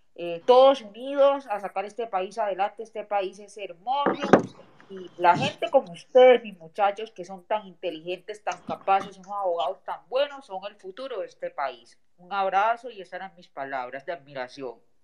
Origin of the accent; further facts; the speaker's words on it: Paisa, Antioquia, Colombia; now in Wisconsin, United States; Yo le saludo desde Wisconsin, yo soy paisa, pero mitad paisa y mitad pocina